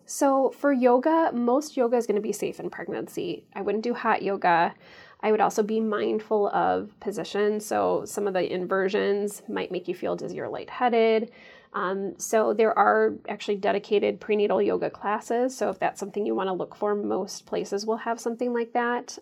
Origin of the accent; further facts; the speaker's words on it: St. Charles, Illinois, United States; moved away as an adult; also born or lived in St. Louis, Missouri / Chicago, Illinois / Ann Arbor, Michigan; now in Madison, United States; I grew up in a far western suburb of Chicago called Saint Charles